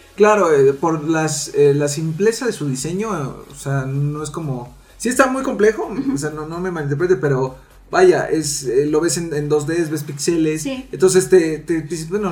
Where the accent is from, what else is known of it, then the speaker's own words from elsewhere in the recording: Mexico; nosotros como mexicanos